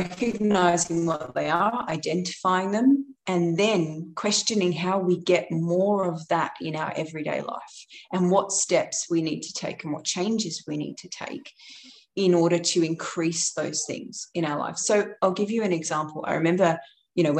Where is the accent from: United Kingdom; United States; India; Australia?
United Kingdom; London; I grew up in London and in East London